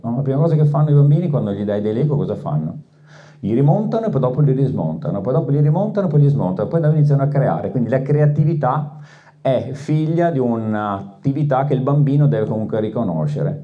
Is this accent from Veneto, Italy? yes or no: yes; Veneto, Italy; sono veneto